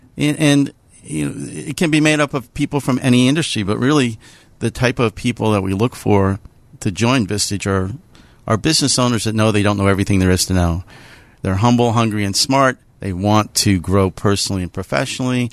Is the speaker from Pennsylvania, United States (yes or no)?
yes; Pittsburgh, Pennsylvania, United States; I'm a Pittsburgher. I grew up in, uh, North Hills